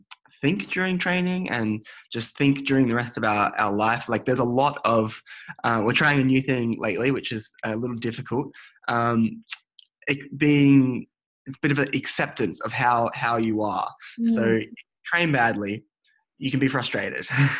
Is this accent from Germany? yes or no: no; Adelaide, South Australia, Australia; So when I first came to the Australian Institute of Sport in Canberra, I came from Adelaide and moved up here